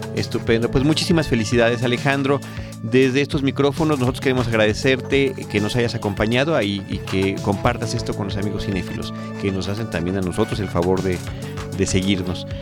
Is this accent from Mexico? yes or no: yes; Campeche, Mexico; now in Mexico City, Mexico; de mi tierra, que es Campeche